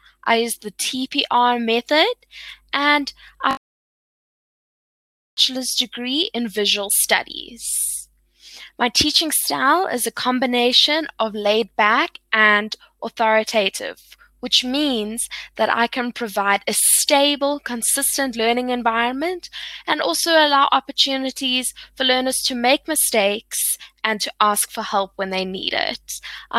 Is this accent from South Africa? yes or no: yes; South Africa; I'm 24 years old and I'm from South Africa.